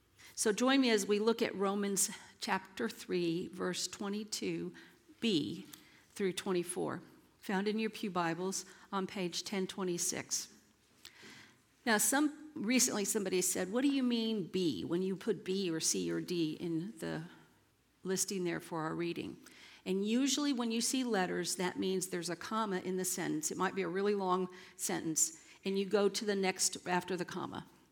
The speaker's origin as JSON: {"language": "English", "town": "San Antonio", "region": "Texas", "country": "United States", "tie": "born or raised there", "said": "I told you guys I was raised up here in San Antonio and went to Roy Baldwin's alma mater, where he taught for all those years."}